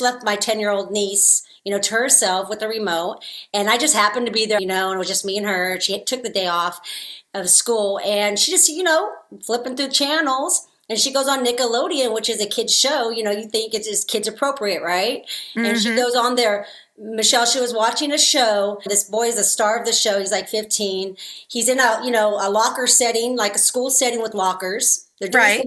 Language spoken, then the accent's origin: English; California, United States; when I was in junior high, I mean, I'm from California, but it was very diverse.